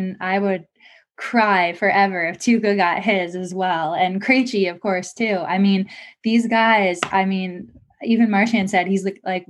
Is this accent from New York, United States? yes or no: no; Connecticut, United States; I am from Connecticut